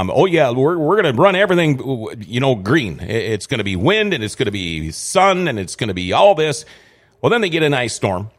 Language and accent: English; Minnesota, United States; also born or lived in California; I was from an hour, at that time, I was an hour from North Dakota and an hour from Canada